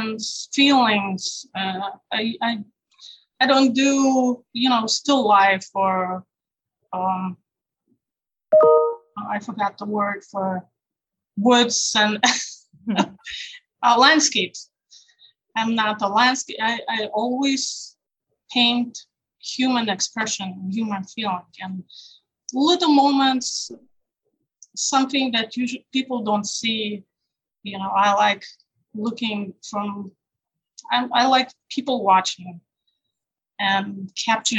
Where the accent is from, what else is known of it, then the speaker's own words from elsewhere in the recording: Rolling Meadows, Illinois, United States; I'm from Rolling Meadows, but just not too far. It's close. It's still suburbs.